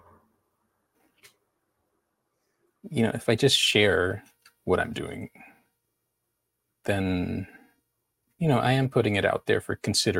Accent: Houston, Texas, United States; also born or lived in Chicago, Illinois; I was born in Chicago. Then we moved to Houston

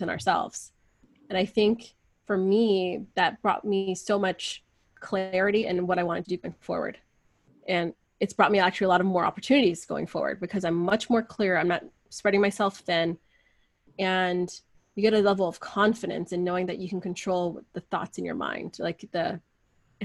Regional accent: United States; I'm never American enough with my friends here, which I grew up with, like, I was the only Persian girl, I think, up until high school

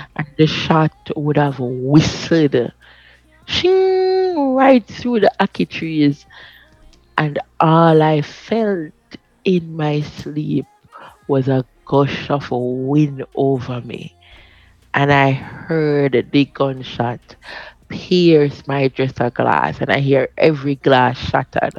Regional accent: Jamaica; I'm from Maxfield

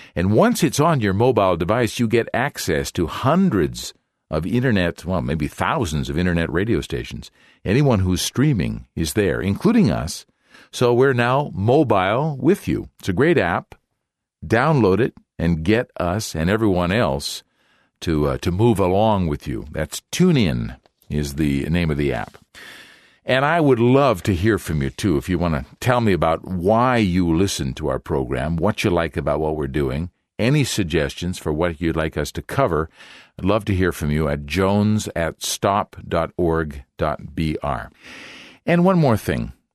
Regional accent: Canada; now in Brazil; I'm still a Canadian

